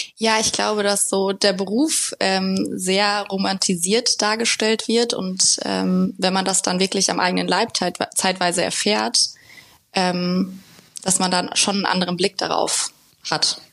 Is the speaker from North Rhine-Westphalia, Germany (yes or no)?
no; Limburg-Weilburg district, Hesse, Germany; moved away as an adult; now in Frankfurt, Germany; ich komme aus, also meine Eltern wohnen im Kreis Limburg-Weilburg, wo ich herkomme